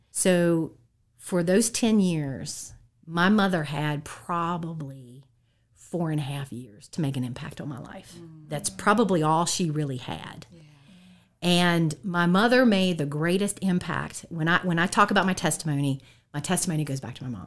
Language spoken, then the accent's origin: English; Harrisonburg, Virginia, United States; I've been here in the Valley uh, the whole time